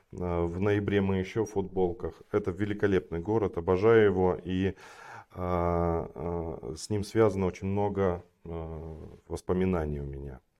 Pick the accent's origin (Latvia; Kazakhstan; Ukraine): Kazakhstan; Kostanay Region; я родился и вырос я в Казахстане, на севере, Куста, э, на севере Казахстана, в городе Кустанай, сейчас он Кустанай называется. А, я родился не в самом городе, родился в э, небольшом поселке, еще в 100 километрах от э, Кустаная.